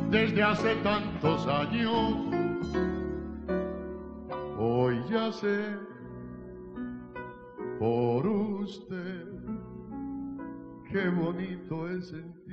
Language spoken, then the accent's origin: Spanish; Mendoza, Argentina; Soy de Mendoza, Argentina.